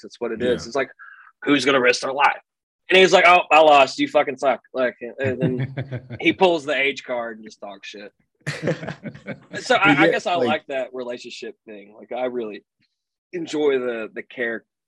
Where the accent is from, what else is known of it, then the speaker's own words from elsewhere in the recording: the South, United States; accent: really southern; being born in the South